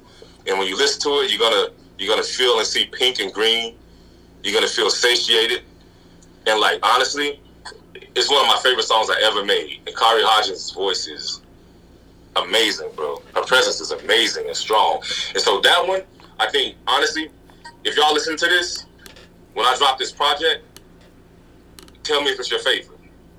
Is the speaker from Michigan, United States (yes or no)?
no; Texas, United States; because if growing up in Texas is some of the shit I've been through ain't stopped me